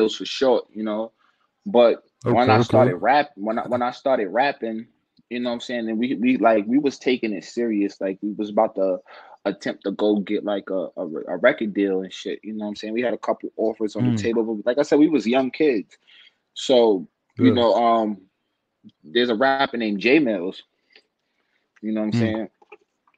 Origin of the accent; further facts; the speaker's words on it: New York City, New York, United States; I'm from Southside. I'm from Jamaica, Queens, New York, in the building